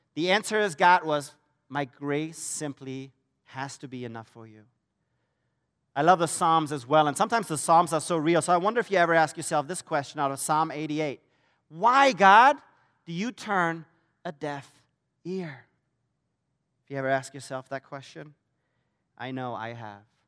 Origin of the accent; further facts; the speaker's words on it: Germany; moved away as an adult; That's where I'm originally from, so you're wondering about the accent